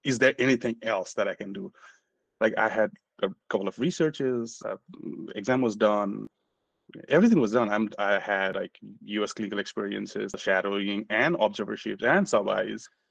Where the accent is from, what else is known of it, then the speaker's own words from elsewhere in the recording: Nepal; moved away as an adult; now in United States; I'm from Nepal. Originally, I'm from Nepal. I immigrated back in 2012 to the US.